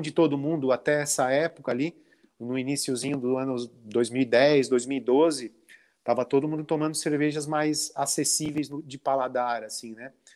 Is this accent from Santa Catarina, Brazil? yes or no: yes; Lauro Müller, Santa Catarina, Brazil; also born or lived in Orleans, Santa Catarina; eu nasci na cidade de Lauro Miller. É, uhum. Com 12 anos, então vivi até 12 anos em Lauro Miller